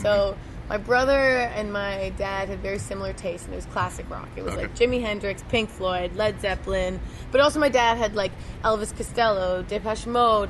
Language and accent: English; Kitchener, Ontario, Canada; I'm from Kitchener, so it's about an hour away from Toronto.